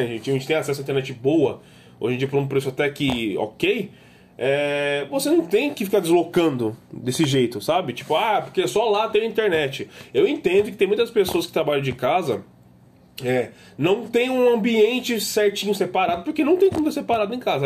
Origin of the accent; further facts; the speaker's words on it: São Paulo, Brazil; Morei minha vida inteira na Zona Norte